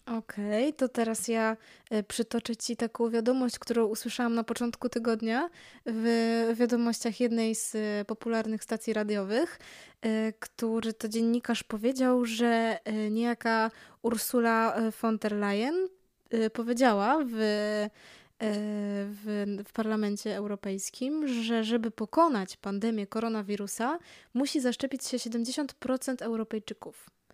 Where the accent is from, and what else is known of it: Poland